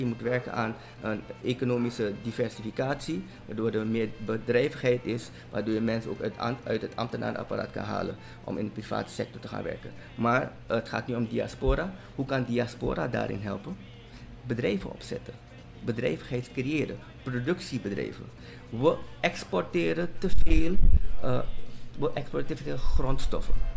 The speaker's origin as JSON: {"language": "Dutch", "country": "Suriname", "also_born_or_lived": "Netherlands", "said": "als Surinamer die in Nederland heeft gewoond en ervoor heeft gekozen om terug te komen"}